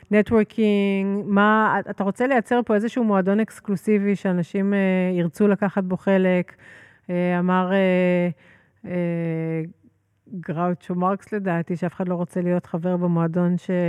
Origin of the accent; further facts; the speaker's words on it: Herzliya, Tel Aviv District, Israel; אני גדלתי בהרצליה פיתוח. אומנם אה, מהפחות עשירים של הרצליה פיתוח